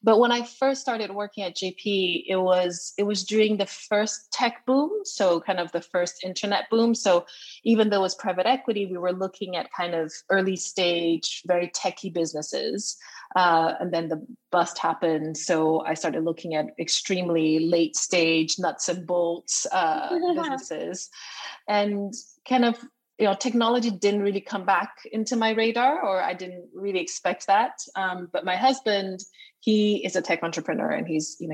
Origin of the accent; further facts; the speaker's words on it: Brazil; moved away as an adult; also born or lived in United States; now in London, United Kingdom; I come from a Chinese family, but I was born and raised in Brazil